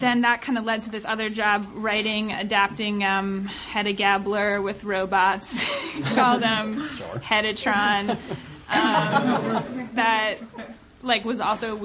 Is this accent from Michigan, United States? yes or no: yes; Michigan, United States; I'm from Michigan